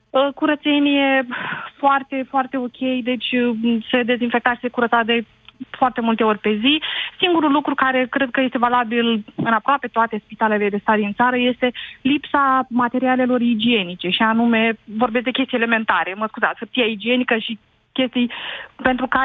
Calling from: Iași, Iași County, Romania; vă sunt din Iași.

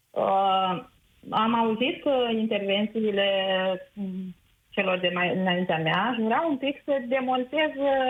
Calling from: Mălin, Suceava County, Romania; Eu sunt din Suceava, nu sunt din Suceava, uh, sunt la 50 de kilometri din Suceava, într-o localitate, Mălin.

